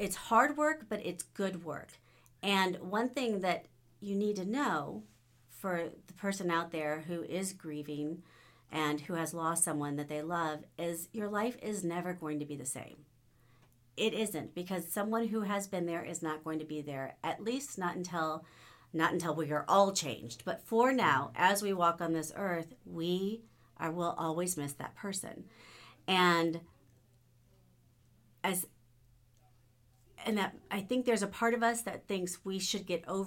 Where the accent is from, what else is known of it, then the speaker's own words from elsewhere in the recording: United States; I love being an American.